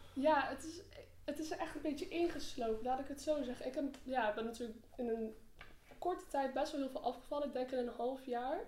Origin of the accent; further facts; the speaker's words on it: Arnhem, Gelderland, Netherlands; ik eh, ben 18 jaar, ik kom uit Arnhem